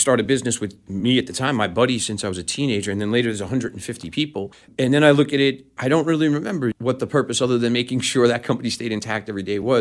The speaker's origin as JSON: {"language": "English", "town": "New York City", "region": "New York", "country": "United States", "tie": "born or raised there", "said": "I was born and raised in New York City, in the boroughs of New York City, and grew up skateboarding in Manhattan."}